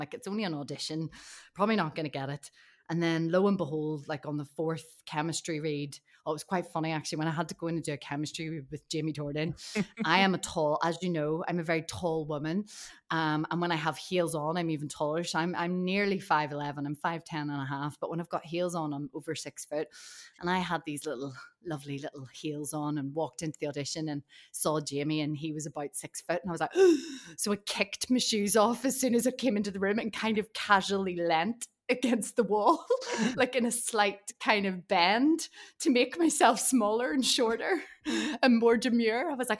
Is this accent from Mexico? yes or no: no; Ireland; Loads of people I knew, and it's probably because I'm Irish as well.